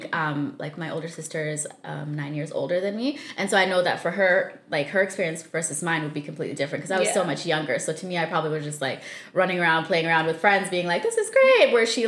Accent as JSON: {"language": "English", "region": "Saskatchewan", "country": "Canada", "tie": "born or raised there", "also_born_or_lived": "Zambia", "lives_now": "British Columbia, Canada", "said": "So I was born in Zambia. We left when I was 5 with my family, and then we lived there for about 5.5 years. And then we moved to Saskatchewan for about 9 years."}